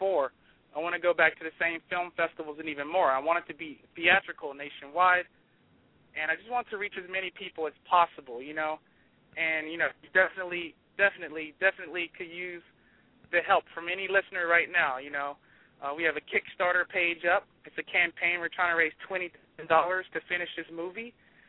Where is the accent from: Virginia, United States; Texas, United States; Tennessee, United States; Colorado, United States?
Tennessee, United States; Memphis; our influences growing up in Memphis, Tennessee